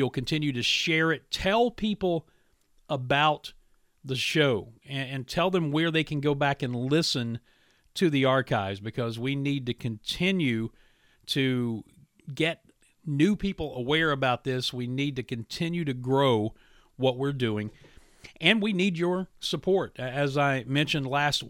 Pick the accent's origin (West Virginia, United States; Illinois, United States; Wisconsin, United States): West Virginia, United States; Williamson; my hometown of Williamson, West Virginia